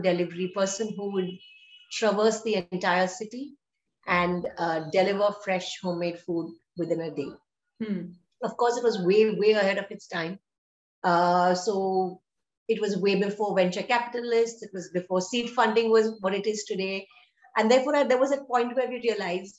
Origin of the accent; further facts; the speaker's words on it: Chennai, Tamil Nadu, India; moved away as an adult; now in Bangalore, India; I am from Chennai